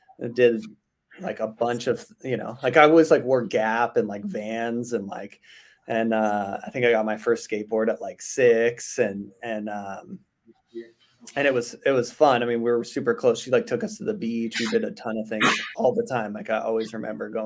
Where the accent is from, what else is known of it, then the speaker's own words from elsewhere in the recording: Simi Valley, California, United States; also born or lived in Orange County / Oceanside; By 8, I was in Simi. And then I was in Simi pretty much